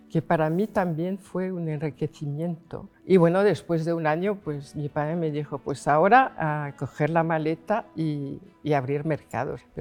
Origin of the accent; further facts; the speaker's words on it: Paris, Île-de-France, France; accent: French; Spanish is a second language; now in Logroño, Spain; me vine de París a Logroño, pues primero porque mi padre necesitaba eh, apoyo. Entonces, bueno, pues cuando llegué, eh, claro, era joven, eh, hablaba español con un acento francés